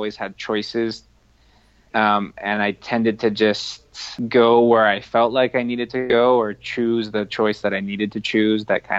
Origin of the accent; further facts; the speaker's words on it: Front Range, Colorado, United States; now in Durango, United States; I grew up on the Front Range